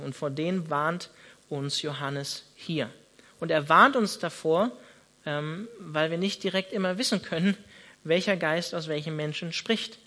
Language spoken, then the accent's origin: German; Northern Germany, Germany; now in Freiburg, Germany; ich bin Norddeutscher